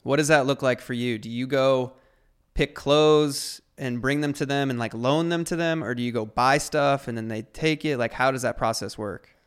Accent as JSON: {"language": "English", "region": "Ohio", "country": "United States"}